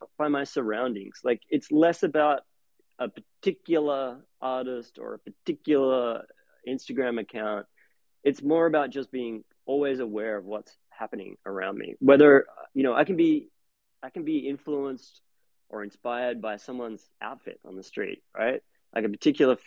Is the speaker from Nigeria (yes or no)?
no; Australia; moved away as an adult; now in Brooklyn, United States; growing up in Australia